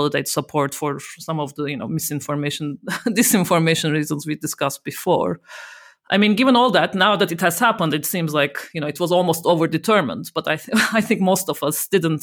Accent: Turkey; moved away; I'm originally from Turkey

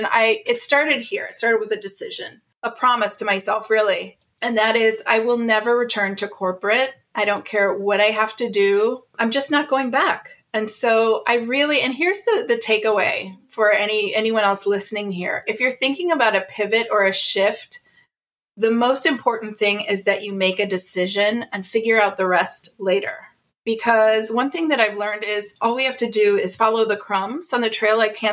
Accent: Ohio, United States; moved away as an adult; also born or lived in California; I grew up in the Midwest in Ohio

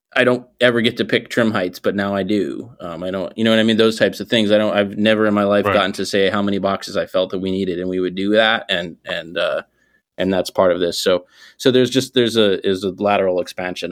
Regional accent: Northeast, United States; I'm from the Northeast.

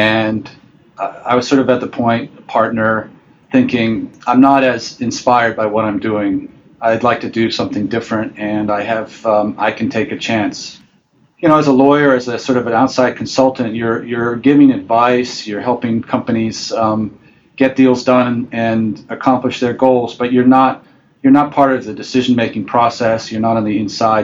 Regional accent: Cambridge, Massachusetts, United States; moved away as an adult; also born or lived in Taiwan / Hong Kong; I grew up in Cambridge, Massachusetts, in the northeast of the U.S.

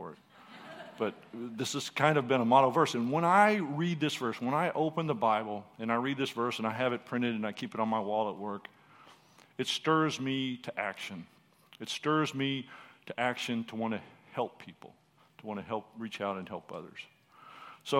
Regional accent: Texas, United States; first language English; we're from Texas.

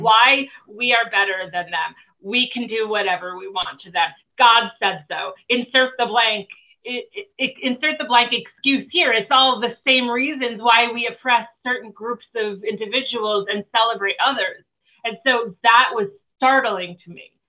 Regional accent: New Jersey, United States; moved away; also born or lived in Los Angeles; I was living in Los Angeles at the time. I am actually originally from New Jersey

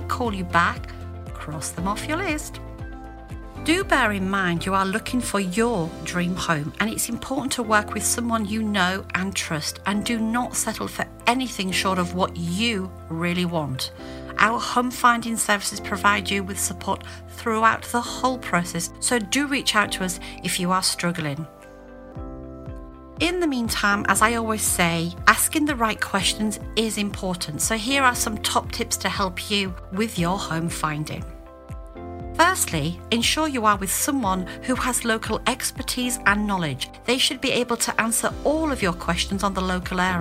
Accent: Hull, Yorkshire and the Humber, United Kingdom; moved away as an adult; now in France; as a small child growing up in Hull, Yorkshire in the early 70s

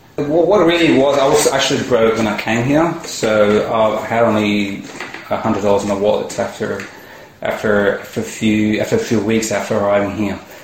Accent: India; moved away as an adult; also born or lived in United States / Singapore; now in Australia; originally I come from India. So I, I came, here, came to Australia to study

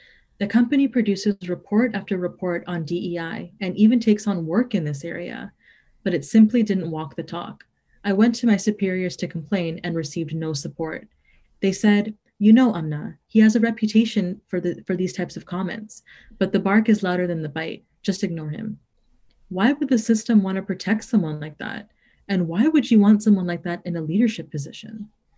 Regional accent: Toronto, Ontario, Canada; I was born and raised in Toronto.

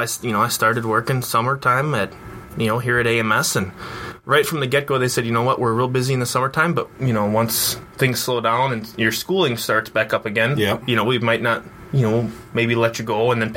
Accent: Stratford, Wisconsin, United States; it's right in my hometown, Stratford. Like we said before, 1,300 people.

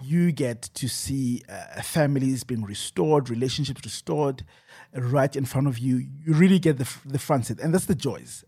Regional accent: Johannesburg, Gauteng, South Africa; I'm from Joburg East

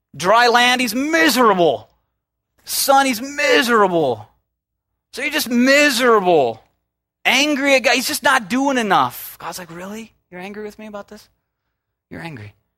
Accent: Minnesota, United States; now in Southern California, United States; I'm from Minnesota

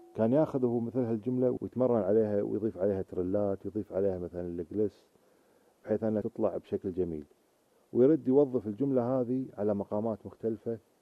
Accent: Kuwait; عندنا في الكويت

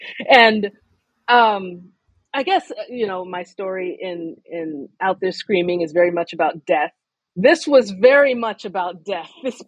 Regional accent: United States; for me as a Nigerian American writer who is being published in predominantly North America.

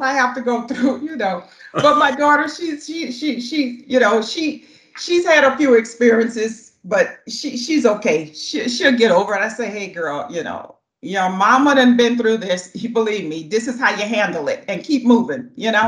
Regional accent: the South, United States; moved away; I'm just speaking from the South because that's where I was born and raised

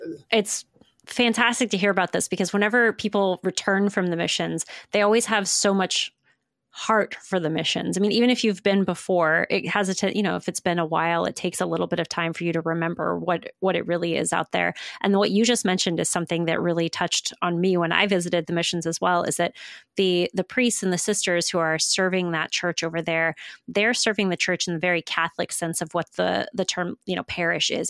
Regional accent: Midwest, United States; for those of us who are from the Midwest, which is me

